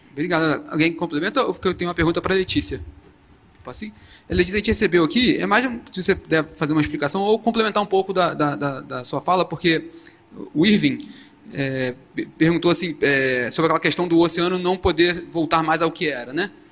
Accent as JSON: {"language": "Portuguese", "town": "Nova Friburgo", "region": "Rio de Janeiro", "country": "Brazil", "said": "eu sou de Nova Friburgo, do interior do Rio. Passei por várias. Passei pela, pela enchente de 2011"}